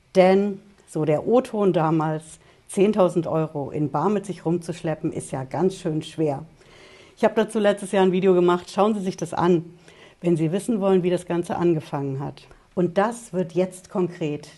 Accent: Germany; bei uns in Deutschland

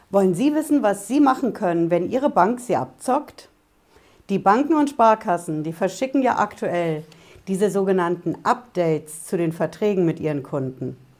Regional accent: Hesse, Germany; Bei uns in Hessen

